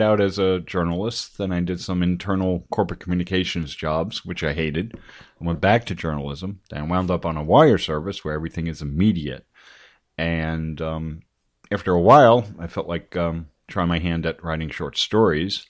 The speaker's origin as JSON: {"language": "English", "town": "Paramus", "region": "New Jersey", "country": "United States", "tie": "born or raised there", "said": "I grew up in Paramus in Bergen County in northern New Jersey."}